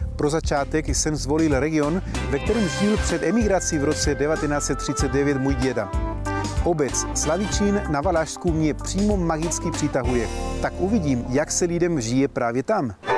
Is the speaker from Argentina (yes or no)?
yes; Argentina; also born or lived in Chile; now in Czech Republic; Narodil jsem se v Argentině, ale jsem původem z Chile